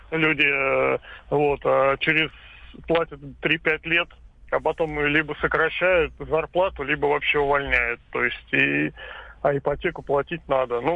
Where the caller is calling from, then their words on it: Volgograd, Volgograd Oblast, Russia; А, добрый день, Волгоград.